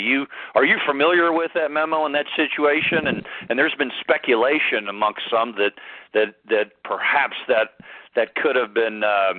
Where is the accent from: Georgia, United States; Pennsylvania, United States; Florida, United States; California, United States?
Georgia, United States; I grew up in Georgia, currently live in Georgia, do some PR work and some political work over in the Atlanta area.